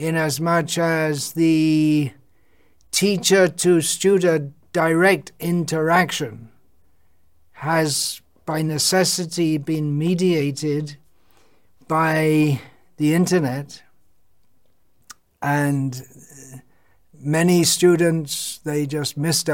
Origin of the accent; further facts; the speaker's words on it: England, United Kingdom; moved away; I was born and raised in England